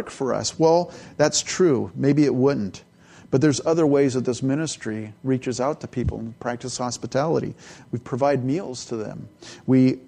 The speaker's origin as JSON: {"language": "English", "region": "California", "country": "United States", "tie": "born or raised there", "also_born_or_lived": "Edmonton, Alberta, Canada / San Jose, California", "said": "I was born in Canada, and I grew up in California. So I was like 3 years old when I left Canada."}